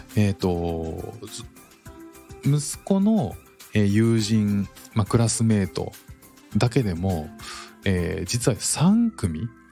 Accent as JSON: {"language": "Japanese", "country": "Japan", "moved": "yes", "lives_now": "Singapore", "said": "自分たちが住んでいる時に自分たちの国"}